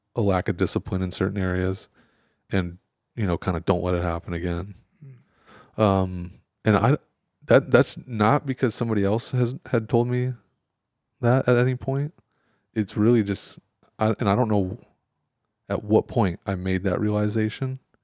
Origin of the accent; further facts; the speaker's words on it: Michigan, United States; moved away; I grew up in Michigan